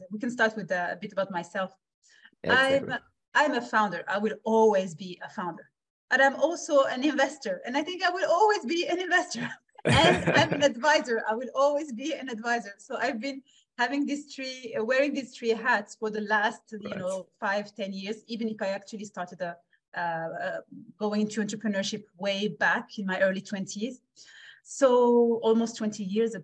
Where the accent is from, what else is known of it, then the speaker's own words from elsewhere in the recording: Switzerland; also born or lived in Morocco; I'm born in Morocco, grew up in Switzerland